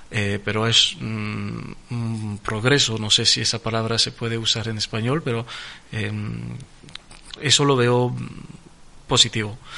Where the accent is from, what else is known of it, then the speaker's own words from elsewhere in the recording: France; Spanish is a second language; francés, porque soy francés, es mi país de nacimiento, es mi país de, eh, de corazón y soy un un francés a 400%, pero también soy un español.